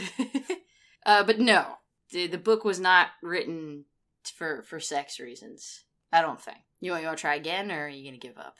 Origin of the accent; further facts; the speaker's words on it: United States; someone who is American